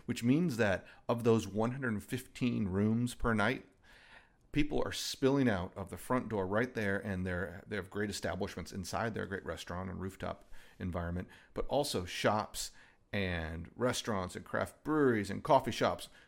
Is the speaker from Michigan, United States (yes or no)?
yes; Michigan, United States; moved away as an adult; also born or lived in Nashville / Knoxville / Montgomery; now in Huntsville, United States; I grew up in Michigan, actually